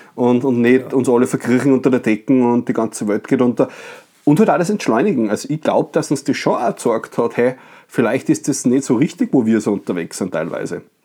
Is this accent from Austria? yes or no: yes; Bad Ischl, Upper Austria, Austria; also, no offense gegen meine Heimat. Ich bin sehr gerne Badischler, fühle mich sehr wohl im Salzkammer gut